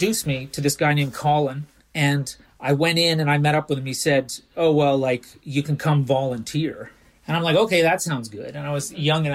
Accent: Canada; moved away as an adult; also born or lived in England; now in Stockholm, Sweden; I'm Canadian, even though most people think I'm American. But before that, I lived in Canada up until I was about 20, 21, and then I moved to England, lived there for 18 years before I moved to Stockholm

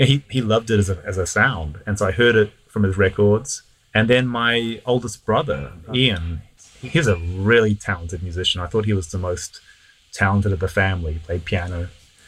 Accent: Auckland, New Zealand; moved away as an adult; now in Los Angeles, United States; I grew up in Auckland in New Zealand

